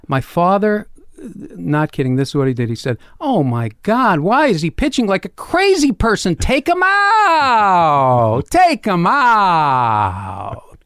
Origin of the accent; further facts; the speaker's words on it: Boston, Massachusetts, United States; I grew up in Boston